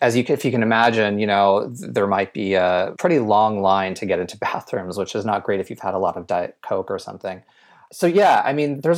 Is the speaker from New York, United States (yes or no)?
no; Ventura, California, United States; There used to be one in the town that I grew up in Ventura, which is about an hour north of LA.